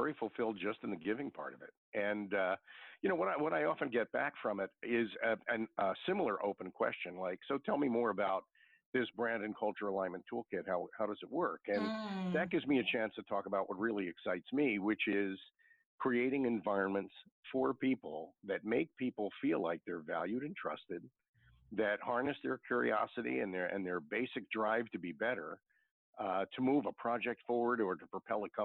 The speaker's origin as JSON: {"language": "English", "town": "Philadelphia", "region": "Pennsylvania", "country": "United States", "tie": "born or raised there", "said": "growing up in South Philadelphia"}